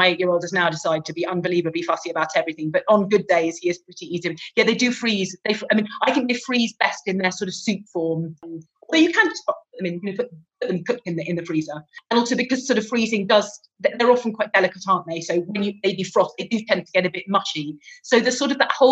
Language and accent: English; England, United Kingdom; now in Italy; I'm English